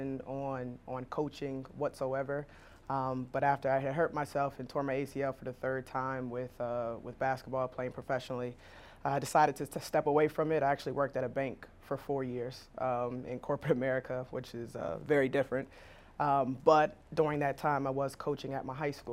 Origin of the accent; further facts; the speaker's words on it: Wilmington, Delaware, United States; moved away as an adult; also born or lived in New Jersey; now in Jacksonville, United States; I'm originally from Wilmington, Delaware